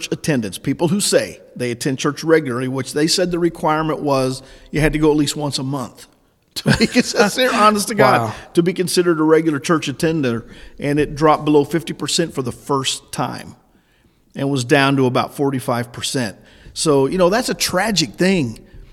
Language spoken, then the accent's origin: English; Illinois, United States; also born or lived in Oklahoma City, Oklahoma; now in West Plains, United States; I was born and grew up in Illinois